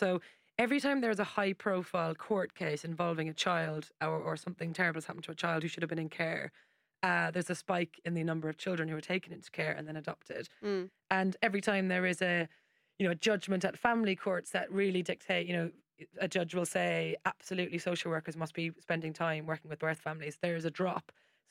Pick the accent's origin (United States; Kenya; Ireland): Ireland; I've got like a million nieces and nephews because I'm Irish.